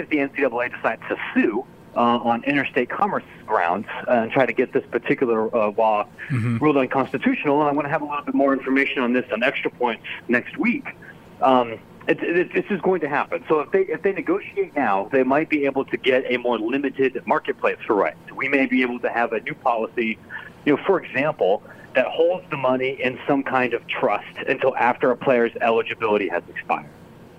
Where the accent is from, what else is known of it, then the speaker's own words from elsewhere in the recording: Illinois, United States; We have people here in my home state, here of Illinois